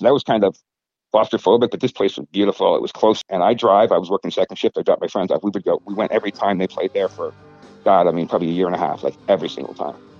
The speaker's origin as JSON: {"language": "English", "town": "Simsbury", "region": "Connecticut", "country": "United States", "tie": "born or raised there", "also_born_or_lived": "Granby, Connecticut", "said": "I grew up in Simsbury"}